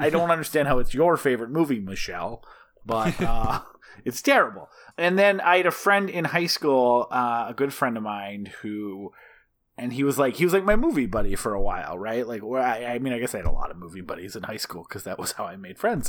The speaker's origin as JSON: {"language": "English", "region": "Midwest", "country": "United States", "tie": "born or raised there", "said": "I grew up in the Midwest, and I fucking don't like, I actually think like open plains is kind of ugly."}